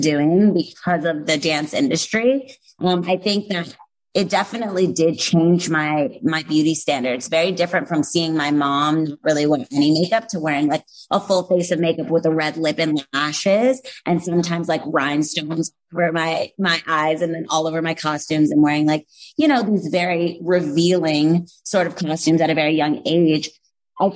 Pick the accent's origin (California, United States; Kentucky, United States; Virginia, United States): Virginia, United States; Virginia Beach; moved away as an adult; also born or lived in New Rochelle, New York / Los Angeles; now in New York, United States; So I was raised in Virginia Beach, Virginia, very, very close to the oceanfront.